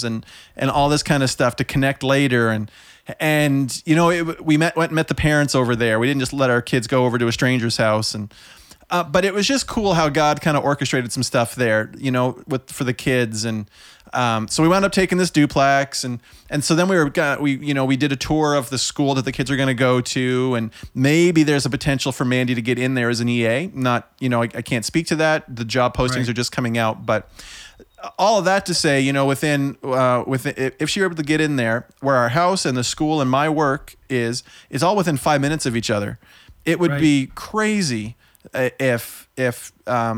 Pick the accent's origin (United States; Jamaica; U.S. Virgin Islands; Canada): Canada; Summerside, Prince Edward Island; now in Oxford, Canada; I was born in Summerside, PEI, which means I'm not from away. I'm from PEI